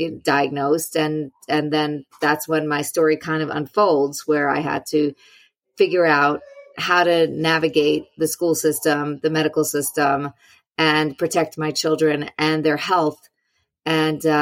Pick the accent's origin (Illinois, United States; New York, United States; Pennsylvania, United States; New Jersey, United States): New York, United States; I'm a New Yorker.